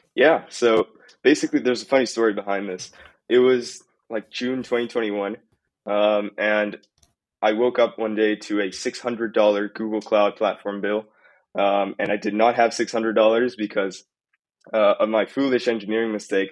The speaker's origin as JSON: {"language": "English", "country": "Italy", "moved": "yes", "lives_now": "Costa Rica", "said": "I'm originally from Italy"}